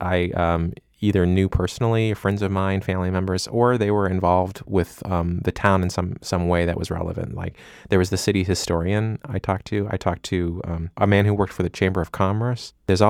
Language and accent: English; Illinois, United States; I grew up in a town of about 100,000 people in the middle of Illinois.